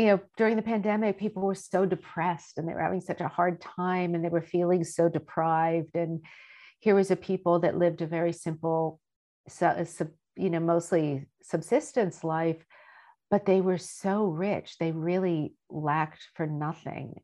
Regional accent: United States; I grew up in America

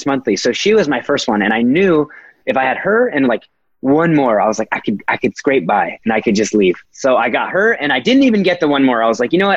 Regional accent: Fullerton, California, United States; Fullerton, California, my hometown. I am very prideful of I was ASB president at Fullerton High School

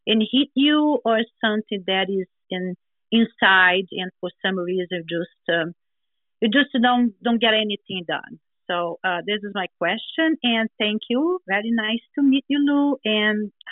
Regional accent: Brazil; moved away as an adult; now in United States; uh, I'm from Brazil. Came to United States 21 years ago at age 38

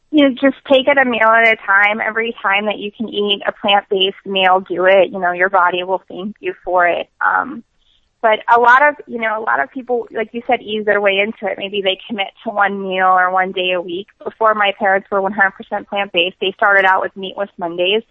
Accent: New York, United States; I'm from New York

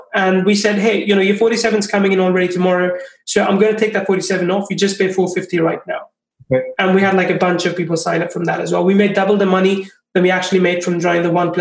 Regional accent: India; also born or lived in England; now in Finland; I'm from India, I've seen like how things are there. I've lived in England, I live in Finland.

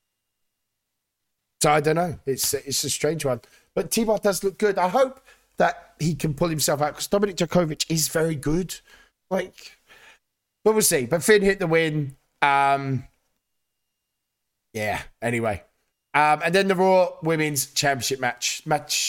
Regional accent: United Kingdom; as a Brit

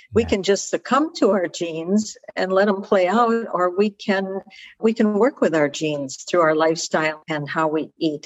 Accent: Chicago, Illinois, United States; also born or lived in Naples, Italy (family origin); I'm hailing from Chicago.

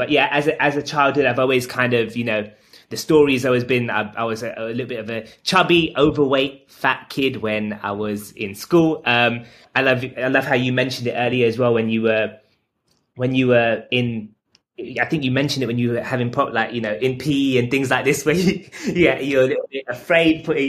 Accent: London, United Kingdom; I'm 32 years old and I'm from London

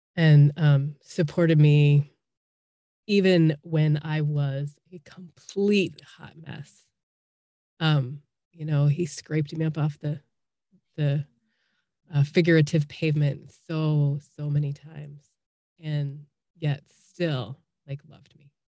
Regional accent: Chicago, Illinois, United States; moved away as an adult; now in Columbus, Indiana, United States; I'm originally from Chicago

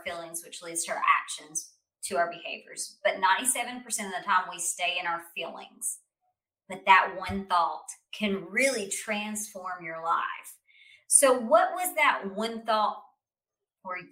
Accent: United States; as an American

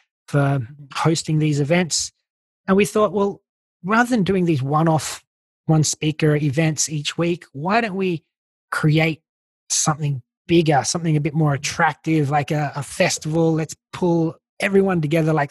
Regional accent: Australia; accent: Aussie; moved away; you can probably tell I'm Australian. I still got my Aussie accent.

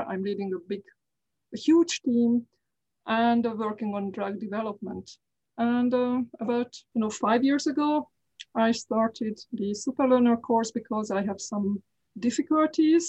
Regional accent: Hungary; first language Hungarian; English is a second language; moved away; I am Hungarian

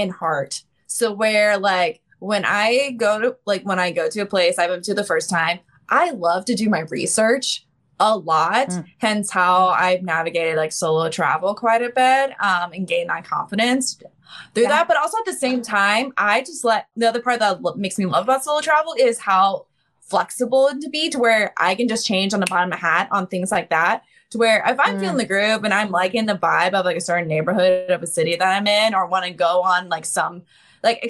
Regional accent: Ohio, United States; I'm from Midwest in Ohio in the US

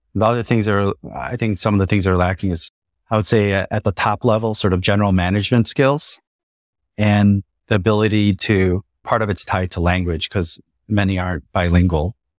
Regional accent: Chicago, Illinois, United States; moved away as an adult; also born or lived in South Korea; I grew up in Chicago and lived in the U S. I'm Korean American

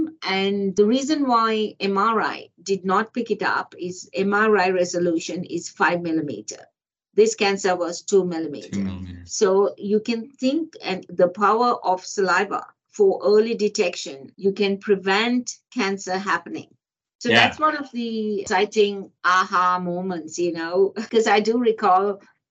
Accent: Botswana; now in Australia; I grew up in Africa, a country called Botswana

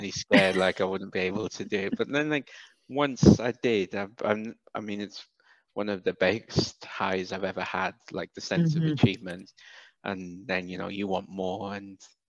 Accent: Wales, United Kingdom; accent: British; moved away as an adult; also born or lived in Sierra Leone / Nigeria; now in Dakar, Senegal; Dakar, Senegal. But I grew up in Wales.

